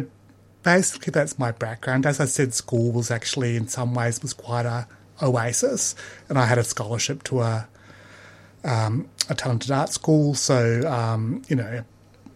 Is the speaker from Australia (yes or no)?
yes; Perth, Western Australia, Australia; Perth was really like a big country town when I grew up